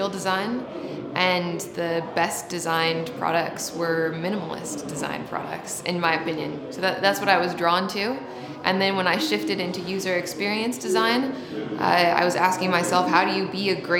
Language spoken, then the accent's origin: English; Seattle, Washington, United States; moved away; I'm from Seattle originally